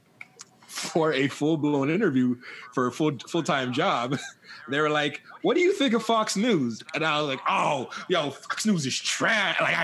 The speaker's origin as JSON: {"language": "English", "country": "Jamaica", "said": "I'm Jamaican"}